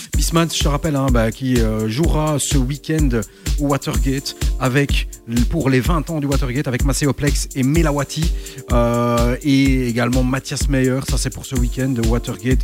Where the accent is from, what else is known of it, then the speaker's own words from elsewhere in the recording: Belgium; à Antwerp ici, euh, chez nous, en Belgique